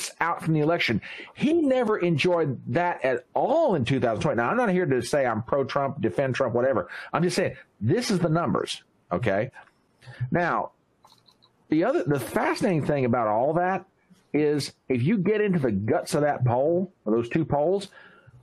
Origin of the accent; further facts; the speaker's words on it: the South, United States; I'm from the South